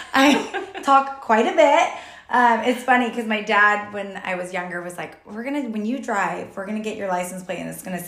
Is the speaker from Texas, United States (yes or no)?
yes; Texas, United States; also born or lived in Utah / Modesto, California / San Jose, California / Rocklin, California; now in Roseville, United States; originally I'm from Texas